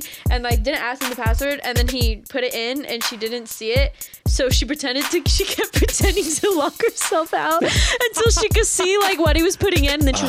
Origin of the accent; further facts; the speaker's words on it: Santa Barbara, California, United States; also born or lived in the Valley, California; I am from Santa Barbara, California, but live in the Valley now.